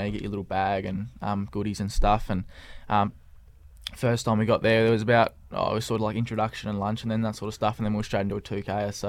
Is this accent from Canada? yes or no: no; Clarence, Tasmania, Australia; born or raised there